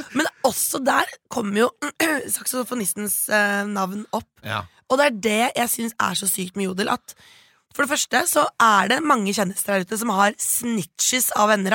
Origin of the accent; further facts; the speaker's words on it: Bærum, Akershus, Norway; jeg er jo fra Rykken i Bærum. Eh, stolt Rykken-jente.